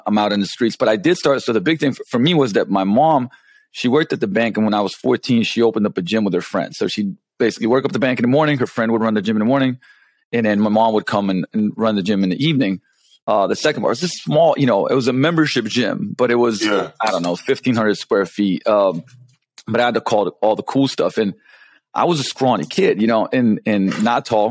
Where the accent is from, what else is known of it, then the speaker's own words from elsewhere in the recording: Ljubljana, Slovenia; English is a second language; moved away as an adult; also born or lived in London, England; I come from Slovenia, which when I was born, it was still Yugoslavia